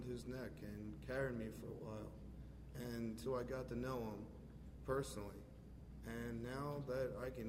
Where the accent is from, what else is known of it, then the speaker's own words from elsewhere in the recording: Royersford, Pennsylvania, United States; I grew up in Roersford. And I grew up in a church family